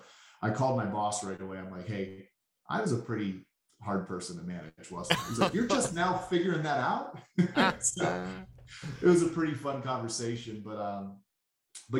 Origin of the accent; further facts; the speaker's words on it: Pittsburgh, Pennsylvania, United States; accent: Pittsburghese; I'm a little kid born and raised in Pittsburgh.